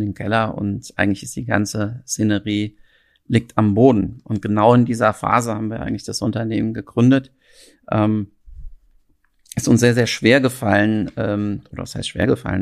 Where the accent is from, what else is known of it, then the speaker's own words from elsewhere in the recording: Frankfurt, Hesse, Germany; moved away as an adult; now in Berlin, Germany; Ich bin ähm, ähm, aus Frankfurt ursprünglich gebürtig